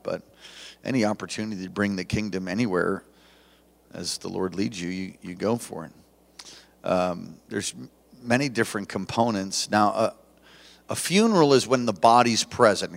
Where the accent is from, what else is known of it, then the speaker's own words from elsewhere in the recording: East Coast, United States; now in Hawaii, United States; I was raised in the East Coast